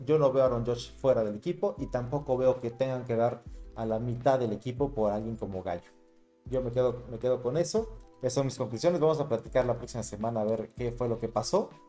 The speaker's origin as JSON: {"language": "Spanish", "country": "Mexico", "said": "Nosotros somos mexicanos"}